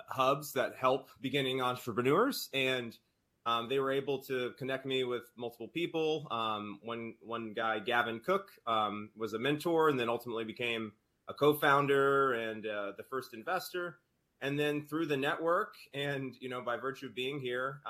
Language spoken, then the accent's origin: English; North Carolina, United States; moved away as an adult; also born or lived in New Orleans, Louisiana / Boston, Massachusetts / St. Louis, Missouri; I am from North Carolina